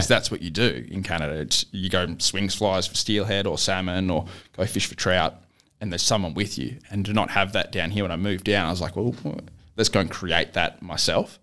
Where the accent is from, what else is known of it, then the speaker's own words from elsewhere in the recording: Gold Coast, Queensland, Australia; growing up on the Gold Coast